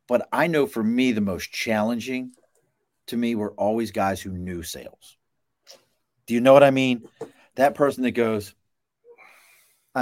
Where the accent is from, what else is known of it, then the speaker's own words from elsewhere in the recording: Baltimore, Maryland, United States; now in Albany, United States; I grew up in Baltimore. I'm in Albany, New York right now, but I grew up in Baltimore